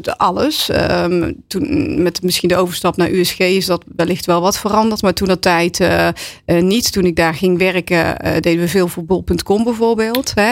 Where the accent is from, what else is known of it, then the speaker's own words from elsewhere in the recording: Waalwijk, North Brabant, Netherlands; ik kom uit Waalwijk